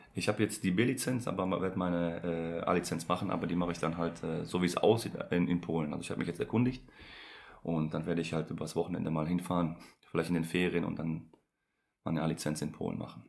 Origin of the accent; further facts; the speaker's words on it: Essen, North Rhine-Westphalia, Germany; also born or lived in Poland; Ich bin ja selber äh, gebürtiger Pole, bin mit zwei hier hingekommen